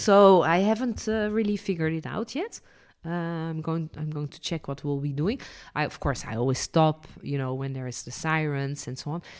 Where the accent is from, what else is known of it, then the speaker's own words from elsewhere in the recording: Netherlands; also born or lived in France; now in Israel; I was born in Holland. then lived and worked as a licensed tour guide in France and ended my journey living and working in Israel